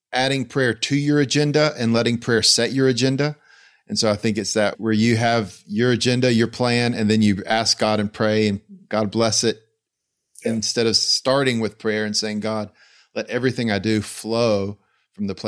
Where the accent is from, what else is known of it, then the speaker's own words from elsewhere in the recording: Greenville, North Carolina, United States; my hometown, Greenville, North Carolina.